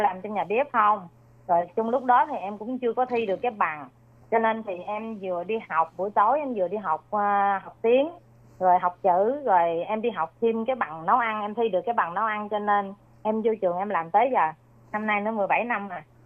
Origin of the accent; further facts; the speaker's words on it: Mekong Delta, Sóc Trăng, Vietnam; moved away as an adult; now in Taiwan; Việt Nam thì quê em ở miền Tây Sóc Trăng